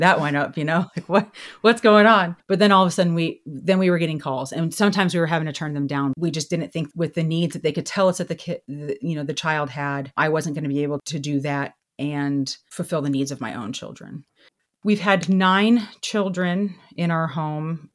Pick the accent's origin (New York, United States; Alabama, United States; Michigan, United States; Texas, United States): Texas, United States; I grew up in Texas with my parents